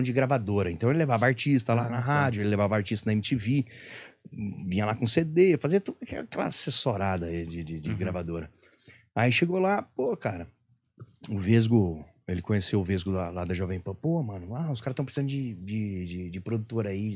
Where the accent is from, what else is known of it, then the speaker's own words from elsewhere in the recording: Penápolis, São Paulo, Brazil; moved away as an adult; eu sou lá de Penápolis. Minha referência era TV aberta